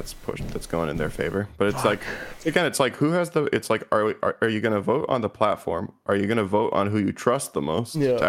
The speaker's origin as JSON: {"language": "English", "country": "Canada", "said": "basic Canadian"}